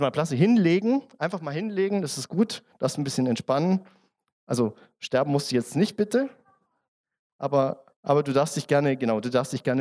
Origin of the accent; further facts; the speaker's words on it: Germany; now in Austria; Ich bin ja Zugreister. Ne? Ich bin ja, wie man hört, äh, wahrscheinlich, ich bin Deutscher. Ähm, und ich wollte ein Bankkonto in Österreich aufmachen.